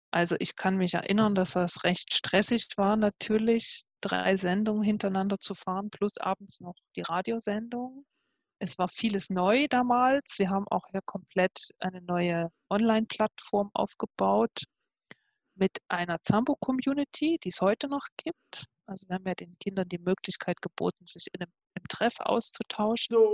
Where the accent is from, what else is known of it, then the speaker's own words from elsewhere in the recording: Leipzig, Saxony, Germany; moved away as an adult; now in Switzerland; Ich komme ursprünglich aus Leipzig und habe dort studiert